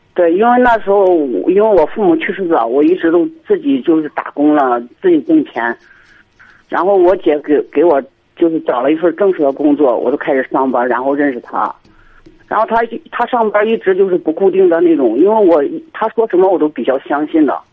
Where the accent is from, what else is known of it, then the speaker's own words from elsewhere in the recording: Henan, China; 我是河南这边的